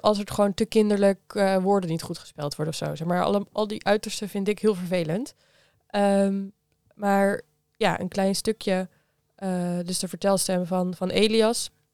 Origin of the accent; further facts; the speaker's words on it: Geertruidenberg, North Brabant, Netherlands; Ik kom uit Geertruidenberg. Dat is een oh klein dorp bij Breda